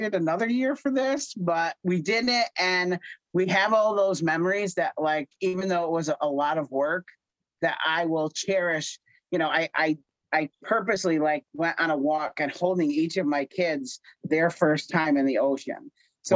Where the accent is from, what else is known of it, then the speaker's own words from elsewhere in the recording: near Scranton, Pennsylvania, United States; I'm from near Scranton